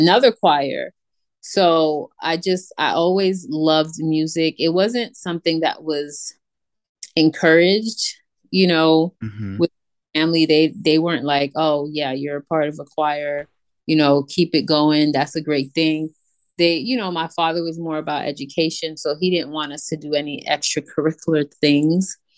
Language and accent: English; New York City, New York, United States; I am definitely a New Yorker, born and raised in New York, mostly grew up in Queens